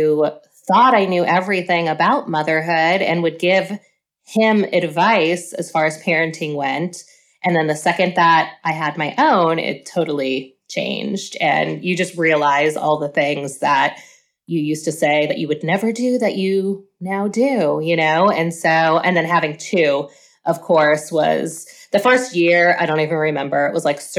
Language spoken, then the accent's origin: English; Pennsylvania, United States; moved away as an adult; now in Oklahoma, United States; I'm originally from Pennsylvania and I moved here for work, met my husband, got married, had kids